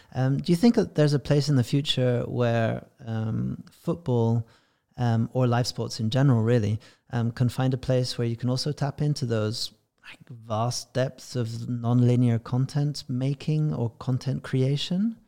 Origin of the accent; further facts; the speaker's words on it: England, United Kingdom; being English